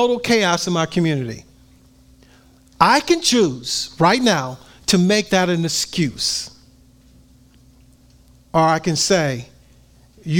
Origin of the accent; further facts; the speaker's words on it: Compton, California, United States; me growing up in Compton, California